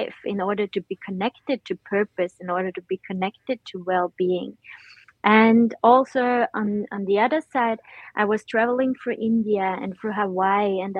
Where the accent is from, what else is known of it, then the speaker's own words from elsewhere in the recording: Austria; now in Netherlands; I'm usually located in the Netherlands, but originally I'm from Austria